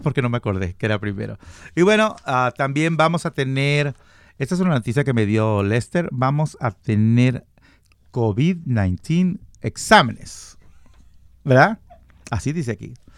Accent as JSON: {"language": "Spanish", "country": "Mexico", "said": "yo soy mexicano. No tomo tequila, pero soy muy mexicano"}